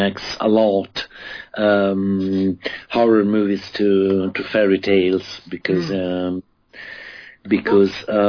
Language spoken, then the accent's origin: English; Rome, Lazio, Italy; I grew up in Rome mostly. I grew up in Rome